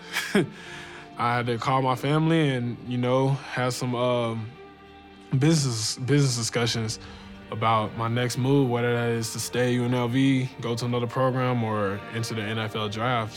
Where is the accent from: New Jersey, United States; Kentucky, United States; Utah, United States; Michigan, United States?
Kentucky, United States; Louisville; Born and raised in Louisville, Kentucky